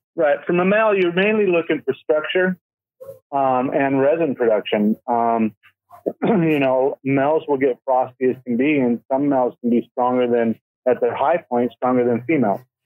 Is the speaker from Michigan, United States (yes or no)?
no; Colorado, United States; also born or lived in Oregon; now in California, United States; I'm actually from Colorado. I was born in Colorado.